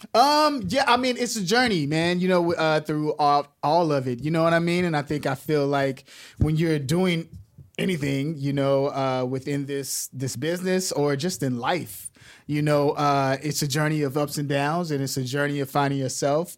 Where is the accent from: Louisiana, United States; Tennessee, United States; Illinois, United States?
Illinois, United States; Chicago; I'm from Chicago